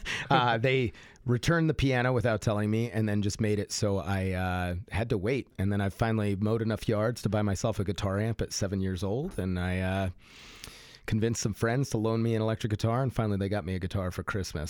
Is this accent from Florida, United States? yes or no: no; Fort Collins, Colorado, United States; moved away; also born or lived in Austin; I grew up in Fort Collins